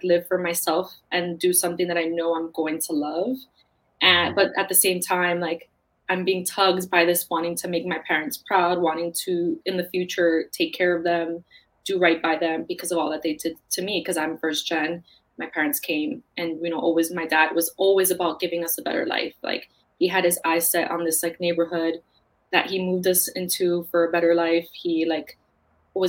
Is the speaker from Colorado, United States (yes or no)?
no; New York City, New York, United States; I grew up in Queens. My family's from the Bronx